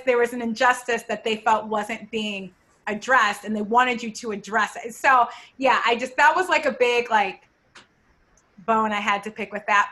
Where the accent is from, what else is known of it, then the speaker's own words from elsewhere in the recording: Ohio, United States; we're both from like the same area, like from Ohio.